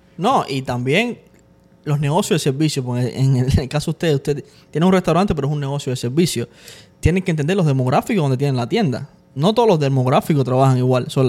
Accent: Cuba; nosotros somos cubanos

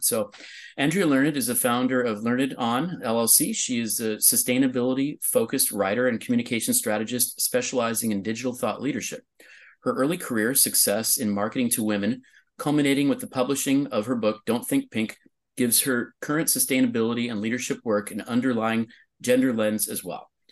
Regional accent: California, United States; my home state of California

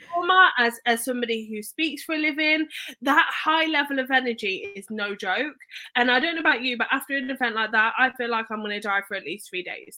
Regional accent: Leicester, East Midlands, United Kingdom; moved away; I grew up in Leicester

